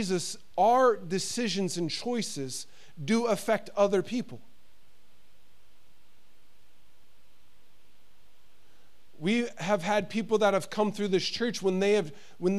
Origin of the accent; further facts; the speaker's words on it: United States; moved away as an adult; now in Sweden; being an American living here in Sweden, I've been here 7 years, it still is hard, the fact that my family is in the United States.